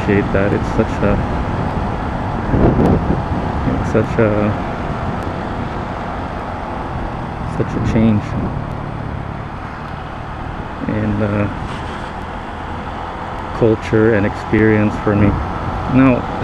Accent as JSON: {"language": "English", "country": "Philippines", "tie": "born or raised there", "first_language": "Tagalog", "second_language": "English", "said": "I grew up in the Philippines. My first language was Tagalog"}